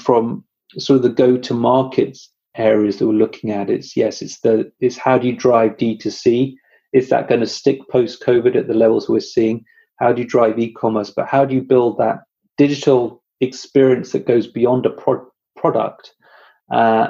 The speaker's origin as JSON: {"language": "English", "country": "United Kingdom", "said": "I'm British"}